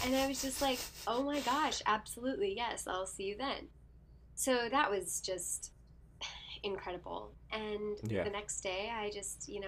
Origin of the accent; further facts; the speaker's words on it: Houston, Texas, United States; moved away as an adult; also born or lived in New York / Orlando; Houston, my hometown